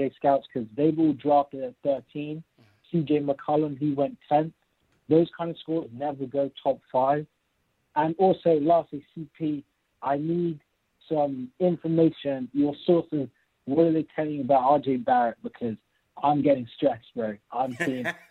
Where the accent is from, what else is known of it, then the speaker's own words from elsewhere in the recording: London, United Kingdom; Yeah, I'm from London.